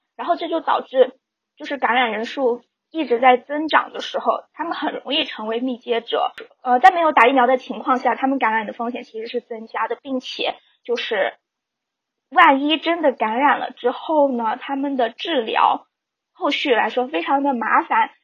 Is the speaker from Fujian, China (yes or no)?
yes; Fujian, China; now in Canada; 我是福建人